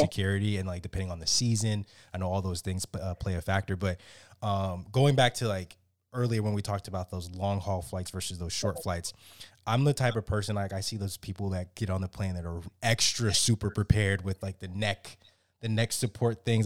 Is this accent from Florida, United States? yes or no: yes; South Florida, United States; now in Maryland, United States; I grew up in South Florida